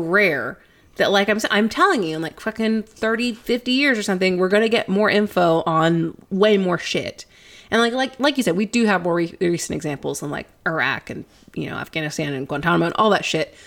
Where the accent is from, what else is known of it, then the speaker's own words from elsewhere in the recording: East Texas, United States; we grew up in East Texas